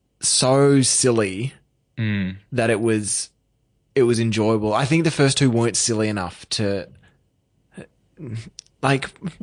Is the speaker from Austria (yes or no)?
no; Australia; But we're Australian.